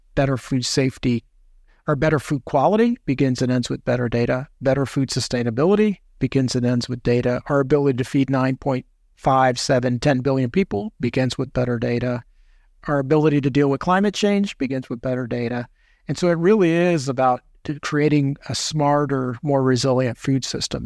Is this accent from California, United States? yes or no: no; New York City, New York, United States; I was born in Manhattan, uh, and then moved outside of the city. So, uh, I'm a New Yorker by birth and still identify as a New Yorker